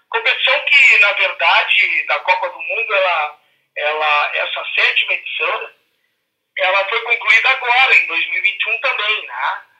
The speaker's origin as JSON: {"language": "Portuguese", "town": "Santana do Livramento", "region": "Rio Grande do Sul", "country": "Brazil", "tie": "born or raised there", "moved": "yes", "said": "na cidade de Livramento, que é a minha terra natal."}